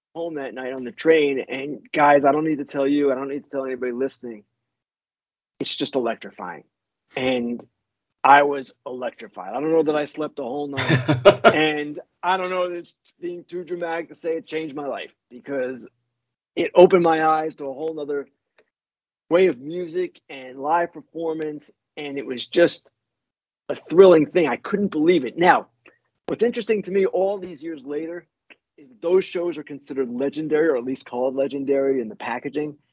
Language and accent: English; Oyster Bay, New York, United States; born or raised there